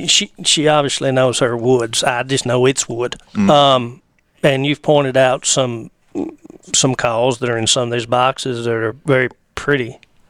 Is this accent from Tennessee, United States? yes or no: yes; Bogota, Tennessee, United States; I'm from Bogota, Tennessee